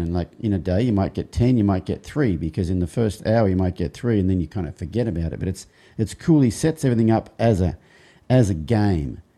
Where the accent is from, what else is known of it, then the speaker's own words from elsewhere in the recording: Australia; growing up in Australia, especially as a boy